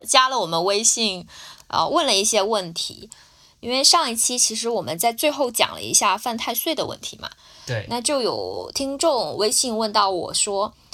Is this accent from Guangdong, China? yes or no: yes; Guangdong, China; 我是潮汕人